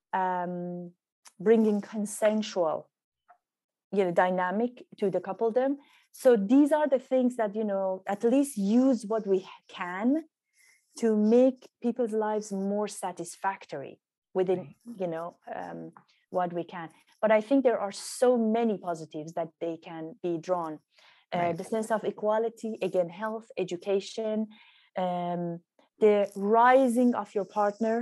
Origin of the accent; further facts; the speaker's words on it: Iran; moved away as an adult; also born or lived in England; I grew up in Iran